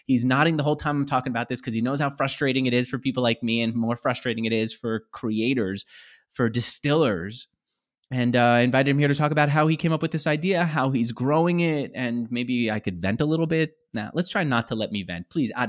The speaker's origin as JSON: {"language": "English", "region": "California", "country": "United States", "said": "I come from California where you could buy whiskey, good whiskey at Trader Joe's at a great price."}